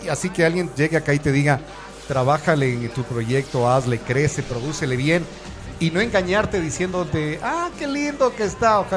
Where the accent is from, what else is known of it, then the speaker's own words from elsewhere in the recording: Ecuador; nosotros somos, como ecuatorianos, el gran problema